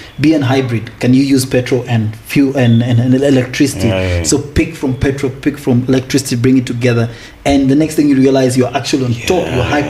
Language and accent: English; Kakuma, Turkana County, Kenya; also born or lived in Uganda; now in South Sudan; I was actually born in Kenya, bro. I was born here. I was born in Kakuma. Refugee camp.